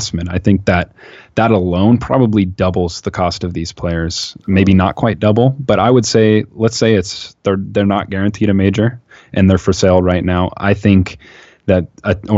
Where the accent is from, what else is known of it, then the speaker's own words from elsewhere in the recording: Seattle, Washington, United States; I'm from Seattle.